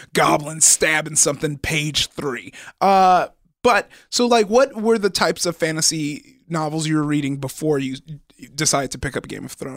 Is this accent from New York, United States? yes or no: no; Compton, California, United States; I'm from Compton.